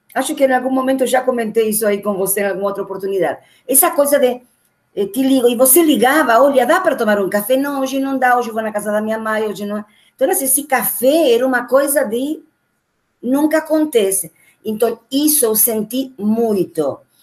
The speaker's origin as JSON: {"language": "Portuguese", "country": "Argentina", "second_language": "Portuguese", "moved": "as an adult", "lives_now": "Brazil", "said": "Quase fazendo mais tempo de Brasil que de Argentina"}